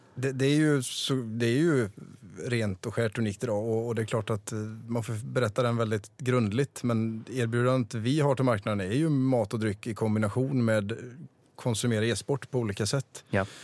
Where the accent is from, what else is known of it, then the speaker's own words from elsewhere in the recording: Vara, Västra Götaland, Sweden; jag köpte en, en restaurang på, mm, i Vara, där jag kommer ifrån